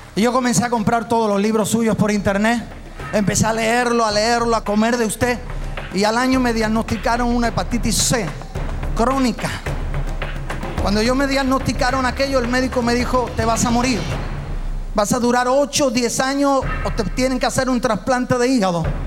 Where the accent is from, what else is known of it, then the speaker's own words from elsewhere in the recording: Málaga, Andalusia, Spain; Yo soy de España, eh, soy pastor allí del sur de España, de Málaga.